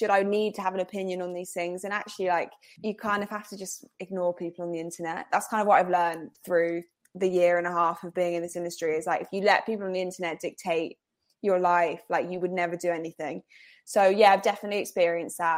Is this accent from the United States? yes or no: no; Cambridge, East of England, United Kingdom; born there; also born or lived in Liverpool / Germany / Scotland / London; So I was born. I was born in Cambridge. My parents now are based in Essex